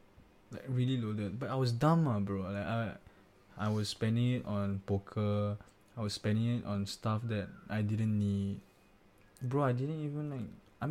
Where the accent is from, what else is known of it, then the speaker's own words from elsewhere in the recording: Singapore; oh, I'm from Singapore.